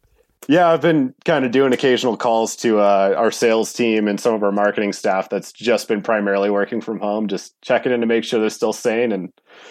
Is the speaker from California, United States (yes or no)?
yes; Bishop, California, United States; also born or lived in Bozeman; I grew up in Bishop, California, which is kind of a hotbed for, you know, climbing, skiing, you know, pretty much all things outdoor.